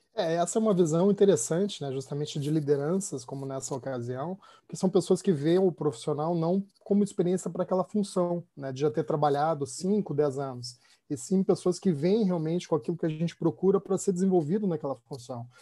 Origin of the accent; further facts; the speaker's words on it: Rio Grande do Sul, Brazil; eu sou gaúcho